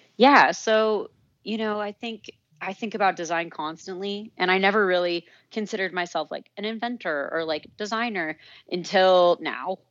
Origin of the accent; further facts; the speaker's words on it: Santa Fe, New Mexico, United States; moved away as an adult; also born or lived in Santa Barbara; I grew up in Santa Fe, New Mexico